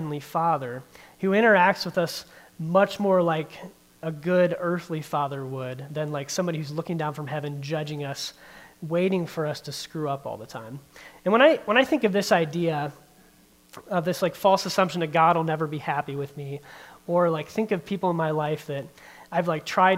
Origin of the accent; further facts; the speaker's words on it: Barberton, Ohio, United States; also born or lived in Norton, Ohio; I grew up in the Barberton area. I graduated from Barberton High School, spent most of my childhood and then a lot of my young adult life in Barberton